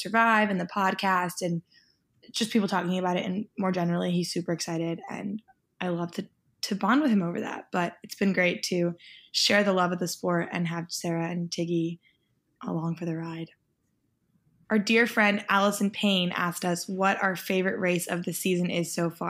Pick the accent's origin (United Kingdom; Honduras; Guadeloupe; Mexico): Mexico; born there; Even though I was born in Mexico and he was too, he's actually fully Italian.